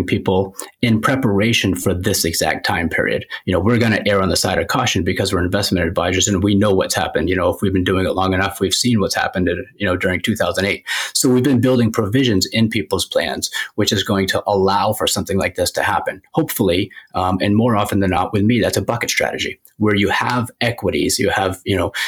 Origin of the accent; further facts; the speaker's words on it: Biddeford, Maine, United States; also born or lived in New Hampshire / Scarborough, Maine; I grew up in Biddeford, went to school in New Hampshire, went to college in New Hampshire, and now I live in Scarborough